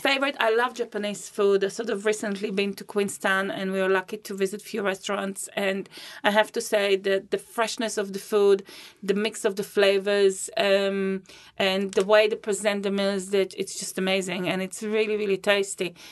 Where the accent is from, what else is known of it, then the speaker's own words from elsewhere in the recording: Israel; moved away as an adult; also born or lived in Riga, Latvia / Christchurch, New Zealand; now in Rolleston, New Zealand; I was born in Riga, Latvia. It's the capital of Latvia, and I moved, uh, with my family to Israel when I was six.